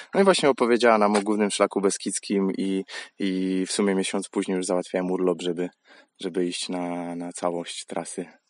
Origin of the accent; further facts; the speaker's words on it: Łódź, Łódź Voivodeship, Poland; jestem z Łodzi